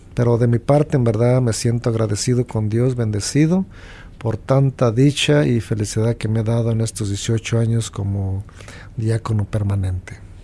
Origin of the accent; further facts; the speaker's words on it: Guanajuato, Mexico; donde yo soy de Guanajuato